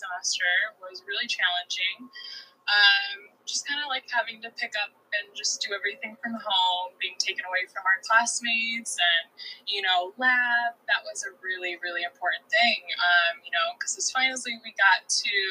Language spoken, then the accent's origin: English; Toledo, Ohio, United States; moved away as an adult; also born or lived in Detroit, Michigan; I'm originally from Toledo, Ohio